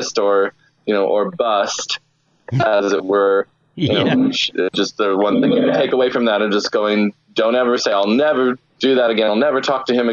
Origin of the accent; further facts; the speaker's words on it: Santa Barbara, California, United States; also born or lived in Richmond; where I grew up in Santa Barbara